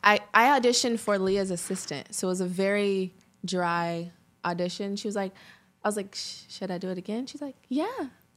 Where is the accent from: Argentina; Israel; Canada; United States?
United States; Los Angeles, California; also born or lived in Chicago; I grew up in the Valley mainly, but like when I turned 19, I booked Empire. So I'm really in Chicago for eight months out of the year.